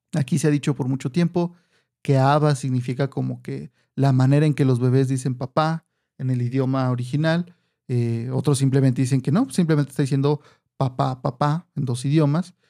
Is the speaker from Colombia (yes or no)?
no; Mexico; nosotros aquí en México